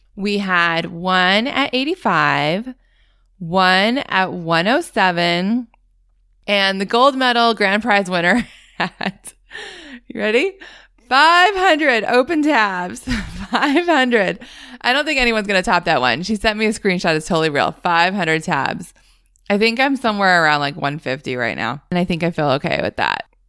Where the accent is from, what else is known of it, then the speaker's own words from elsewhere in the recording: Northeast, United States; I grew up in the Northeast, which I think must go back to school later than anyone else.